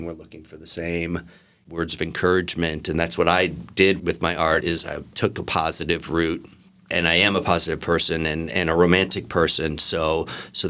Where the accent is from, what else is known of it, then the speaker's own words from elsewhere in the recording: Ohio, United States; moved away as an adult; also born or lived in Chicago / Los Angeles; now in London, United Kingdom; I was born in Ohio, and after school, I moved to Chicago, where I worked in advertising.